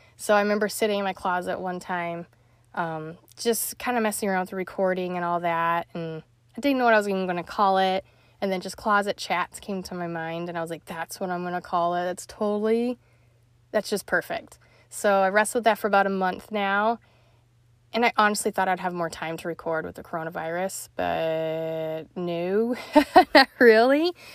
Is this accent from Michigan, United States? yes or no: no; Salt Lake City, Utah, United States; moved away as an adult; also born or lived in Missouri / Florida; now in Ohio, United States; I'm originally from Salt Lake City, born and raised there